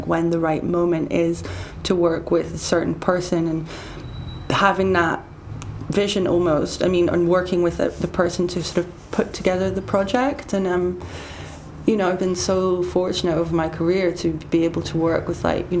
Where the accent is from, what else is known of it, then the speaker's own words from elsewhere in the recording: United Kingdom; now in Paris, France; I don't feel, I'm still British, but I'm definitely Parisian now.